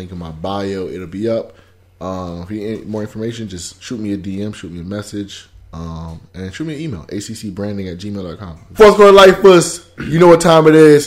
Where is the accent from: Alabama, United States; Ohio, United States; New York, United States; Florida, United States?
Florida, United States; South; I'm from South Florida.